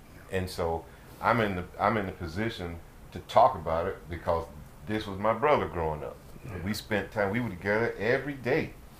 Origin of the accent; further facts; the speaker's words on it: United States; growing up in Washington Park